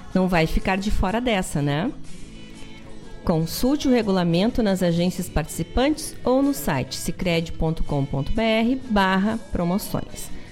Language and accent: Portuguese; the South, Rio Grande do Sul, Brazil; Nossa essência aqui do Sul